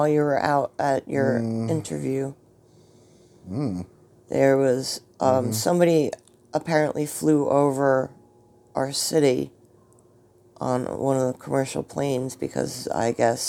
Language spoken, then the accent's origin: English; New Jersey, United States; accent: Jersey; my Jersey accent